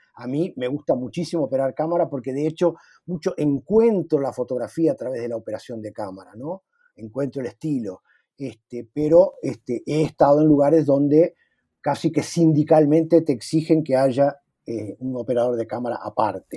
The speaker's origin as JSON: {"language": "Spanish", "country": "Uruguay", "moved": "yes", "lives_now": "Brazil", "said": "como todo uruguayo que estamos en el exterior"}